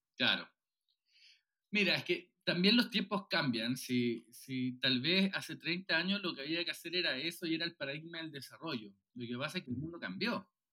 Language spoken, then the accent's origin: Spanish; Viña del Mar, Valparaíso, Chile; also born or lived in Puerto Montt; now in Santiago, Chile; yo soy de Viña, eh, eh, que, no es, que no la capital de Santiago, nací en Puerto Montt